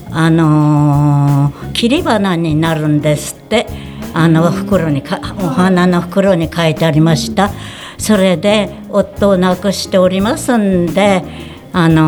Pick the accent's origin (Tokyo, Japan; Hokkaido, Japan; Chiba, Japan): Hokkaido, Japan; Higashikawa; 85歳です出身地は上川郡東川町です。